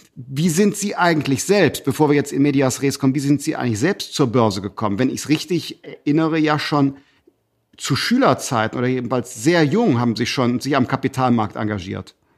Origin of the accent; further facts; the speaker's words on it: Germany; als Deutsche